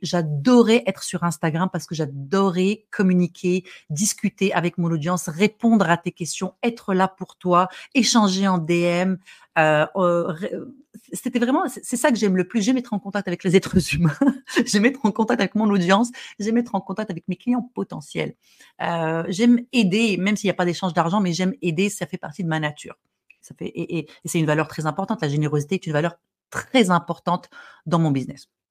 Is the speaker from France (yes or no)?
no; Morocco; je suis arabe, je suis marocaine, j'ai grandi au Maroc